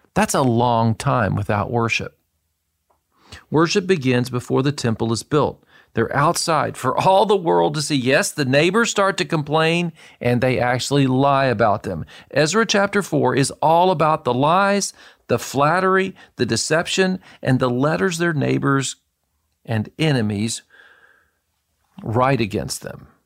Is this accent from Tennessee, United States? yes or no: yes; Murfreesboro, Tennessee, United States; moved away as an adult; also born or lived in Boston / Israel; I was raised in Murfreesboro, Tennessee from the time I was two years old